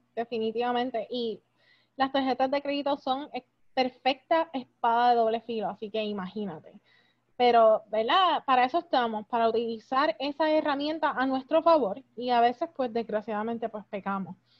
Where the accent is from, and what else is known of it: Puerto Rico; moved away